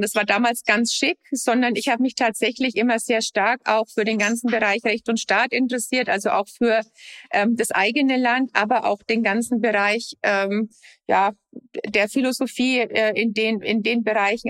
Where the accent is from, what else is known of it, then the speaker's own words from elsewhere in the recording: Lower Franconia, Bavaria, Germany; also born or lived in United States; aus meiner Heimat, aus Unterfranken